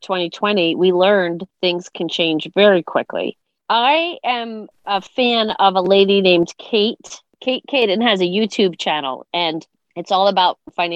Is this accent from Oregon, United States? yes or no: no; Long Island, New York, United States; we grew up on Long Island.